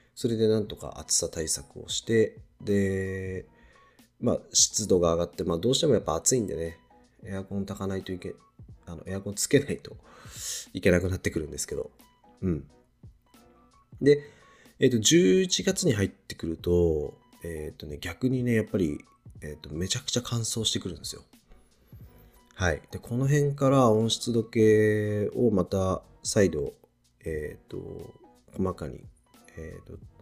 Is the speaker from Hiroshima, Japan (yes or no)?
no; Niigata, Japan; also born or lived in Tokyo; now in Shizuoka, Japan; 僕、新潟出身で、で、東京に住んでたこともあって